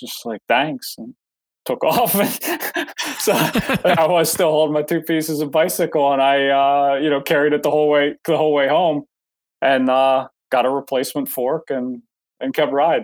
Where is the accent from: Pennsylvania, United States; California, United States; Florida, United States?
Pennsylvania, United States; Pittsburgh; moved away; I grew up in Pennsylvania. I grew up near Pittsburgh, outside of Pittsburgh.